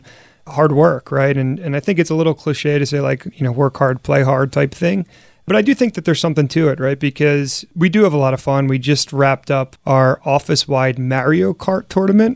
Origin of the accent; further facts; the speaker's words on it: Philadelphia, Pennsylvania, United States; I grew up in Philly and certainly very proud of the city.